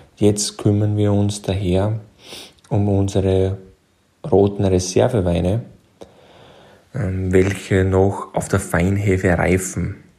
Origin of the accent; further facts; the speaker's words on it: Burgenland, Austria; accent: Austrian; Wie man unschwer hören kann, bin ich aus Österreich, genauer gesagt aus dem wunderschönen Burgenland